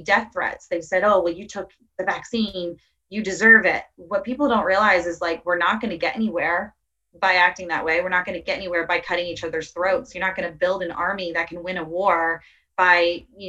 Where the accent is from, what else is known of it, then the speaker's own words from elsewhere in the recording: Tampa, Florida, United States; I'm from Tampa